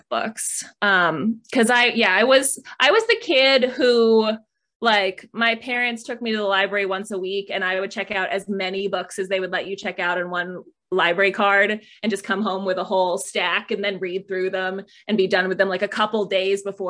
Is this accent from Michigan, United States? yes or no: yes; Michigan, United States; moved away as an adult; now in San Diego, United States; growing up in Michigan